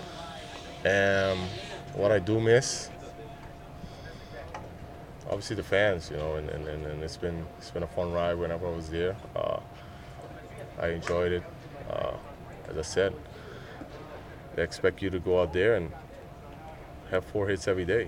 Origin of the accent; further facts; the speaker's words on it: Aruba; moved away; I'm from Aruba